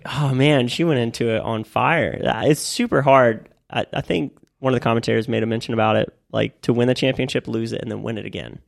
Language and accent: English; Florida, United States; I'm from Florida